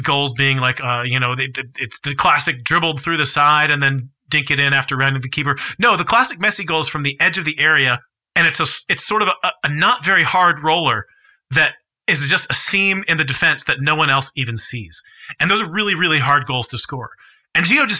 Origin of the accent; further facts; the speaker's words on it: United States; me as an American